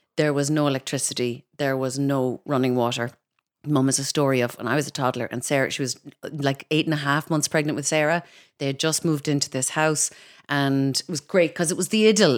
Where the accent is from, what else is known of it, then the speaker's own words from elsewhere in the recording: Kinsale, Munster, Ireland; moved away as an adult; also born or lived in Cork / London; now in Dublin, Ireland; I grew up outside Kinsale, so I was a Culchi even in Kinsale.